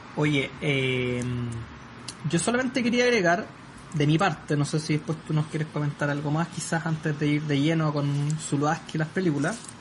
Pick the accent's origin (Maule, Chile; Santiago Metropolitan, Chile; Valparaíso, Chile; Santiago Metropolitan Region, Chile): Maule, Chile; Soy de la región del Maule hacia la costa.